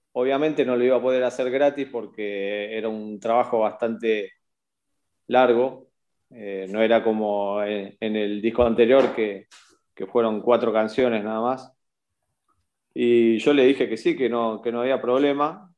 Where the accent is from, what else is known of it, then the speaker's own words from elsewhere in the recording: Bahía Blanca, Buenos Aires Province, Argentina; soy de Bahía Blanca, de Argentina